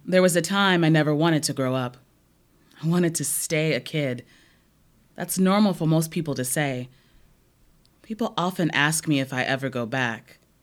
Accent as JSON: {"language": "English", "town": "Omaha", "region": "Nebraska", "country": "United States", "tie": "born or raised there", "said": "growing up in North Omaha"}